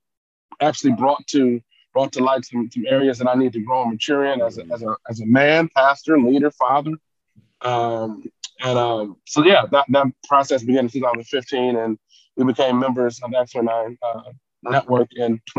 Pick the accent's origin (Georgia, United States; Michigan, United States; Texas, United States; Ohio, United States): Michigan, United States; Detroit; I grew up in Detroit, born and raised in the city